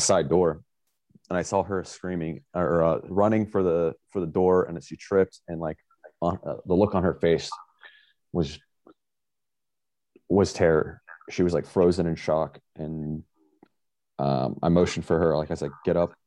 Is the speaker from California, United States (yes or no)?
no; Pensacola, Florida, United States; originally from Pensacola, Florida.